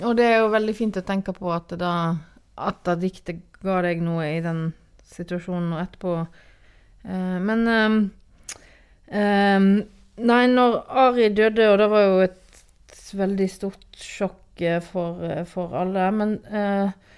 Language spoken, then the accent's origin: Norwegian; Granvin, Vestland, Norway; moved away as an adult; also born or lived in Oslo; now in Bærum, Norway; jeg kommer fra en liten plass på Vestlandet som heter eh, Granvin, som nå er en del av Voss kommune. Og kommer fra et småbruk der som, eh, som jeg vokste opp på og bodde på fram til 1997.